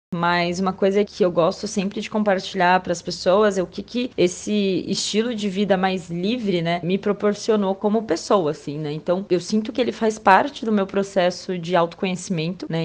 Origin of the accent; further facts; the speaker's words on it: São José dos Campos, São Paulo, Brazil; moved away as an adult; also born or lived in São Sebastião; minha cidade natal, né, São José dos Campos